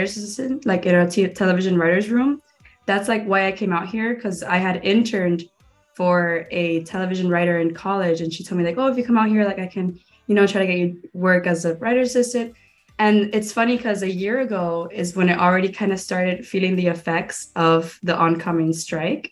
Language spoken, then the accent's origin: English; Miami, Florida, United States; moved away as an adult; also born or lived in Gainesville, Florida; now in Los Angeles, United States; I am born and raised in Miami.